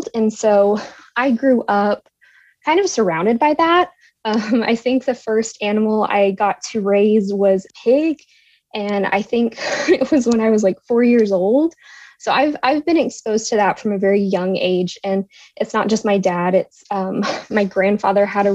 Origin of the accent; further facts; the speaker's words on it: Texas, United States; I'm from Texas